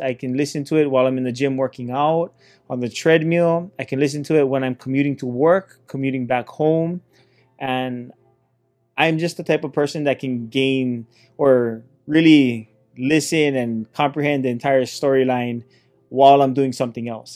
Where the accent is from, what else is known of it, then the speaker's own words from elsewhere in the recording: Hilo, Hawaii, United States; I come from Hilo, Hawaii